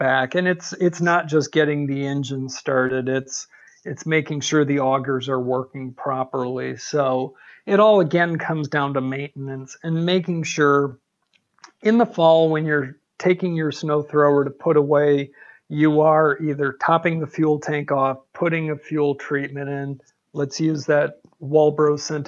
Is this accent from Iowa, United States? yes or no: no; Michigan, United States; now in Arizona, United States; Born and raised in Michigan